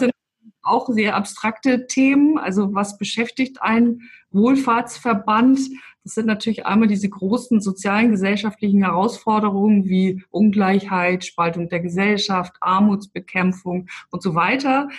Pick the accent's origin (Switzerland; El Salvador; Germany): Germany; Hamburg; now in Stuttgart, Germany; Ich bin ja eigentlich auch aus dem Norden. Ich bin ja aus Hamburg.